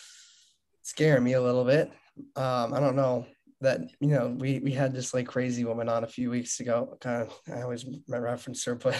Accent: Marblehead, Massachusetts, United States; I'm from the North Shore

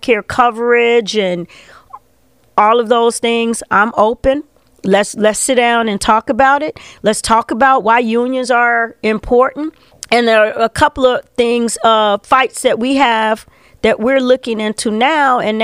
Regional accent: Chicago, Illinois, United States; also born or lived in Englewood, Chicago / Edgewater, Chicago / Uptown, Chicago; I was pretty much raised in Woodlawn, you know. So, Englewood was my last known address, but I'm a Woodlawn. I consider myself a Woodlawn baby

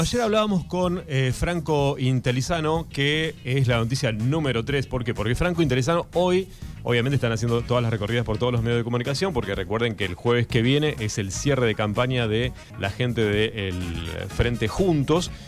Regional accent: Darregueira, Buenos Aires Province, Argentina; yo soy fanático de Darregueira, es mi lugar en el mundo

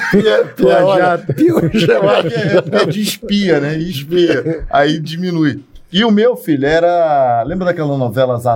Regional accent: interior of Paraíba, Brazil; now in Rio de Janeiro, Brazil; a gente morava lá na, lá na Paraíba, no, no interior da Paraíba.

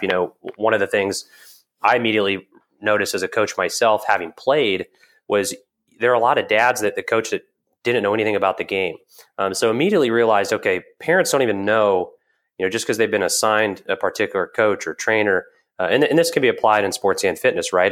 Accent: Evansville, Indiana, United States; I'm from Southern Indiana, a small town called Evansville

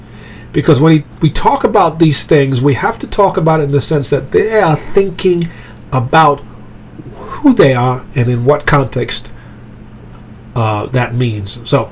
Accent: England, United Kingdom; also born or lived in Germany / Greece; So I was raised in Europe. I was born in Germany. I grew up in England. I went to a boarding school there.

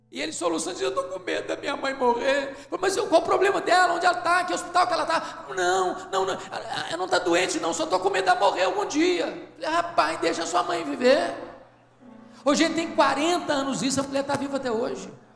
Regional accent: Espírito Santo, Brazil; Eu sou do estado do Espírito Santo

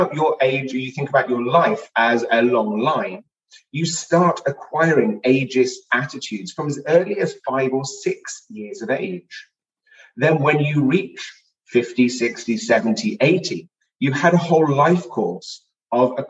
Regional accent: United Kingdom; moved away as an adult; also born or lived in Swansea, Wales; now in Los Angeles, United States; I am not from the United States. I'm originally from the United Kingdom

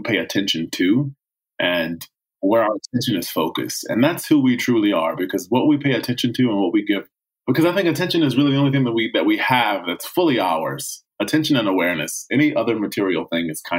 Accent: Chesapeake, Virginia, United States; now in Los Angeles, United States; I grew up in Chesapeake, Virginia, 757

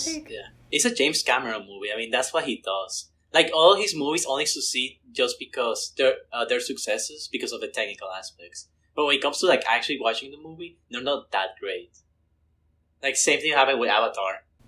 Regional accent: Mexico; moved away; I'm originally from Mexico.

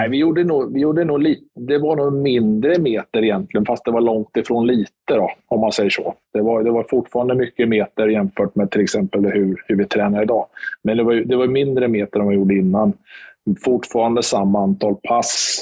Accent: Motala, Östergötland, Sweden; also born or lived in Stockholm; now in Linköping, Sweden; jag är uppväxt i Motala

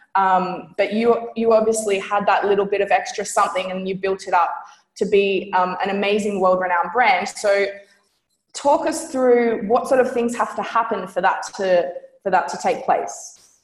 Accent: Australia; I'm from Australia

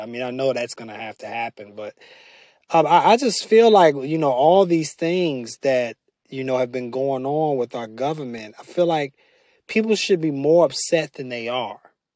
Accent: United States; as American citizens

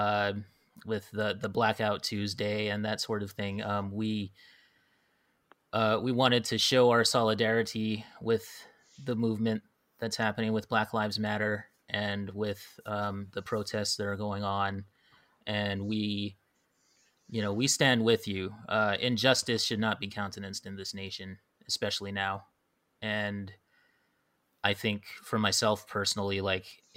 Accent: Hawaii, United States; now in mainland United States; growing up in Hawaii and stuff, you grow up there and it's like everybody is mixed

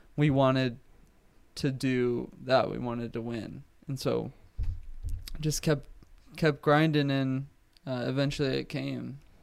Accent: Oceanside, California, United States; born and raised in Oceanside, California

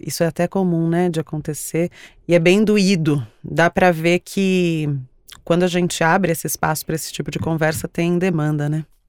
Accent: São Paulo, Brazil; Eu nasci em São Paulo, mas todas as minhas raízes paternas são de Alagoas.

